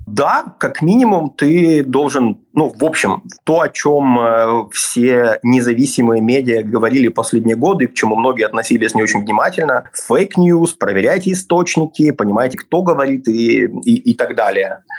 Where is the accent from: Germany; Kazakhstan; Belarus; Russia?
Belarus; moved away; also born or lived in Kyiv, Ukraine; я белорус